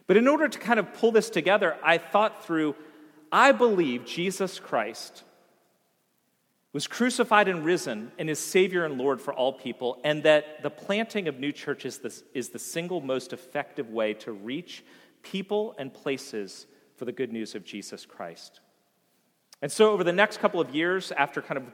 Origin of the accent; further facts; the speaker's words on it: Vienna, United States; moved away as an adult; the town of Vienna that I had grown up